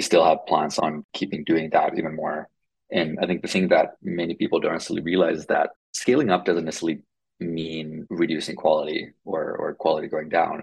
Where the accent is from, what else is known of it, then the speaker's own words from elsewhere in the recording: Finland; first language Finnish; English is a second language; moved away; Finnish, which is my first language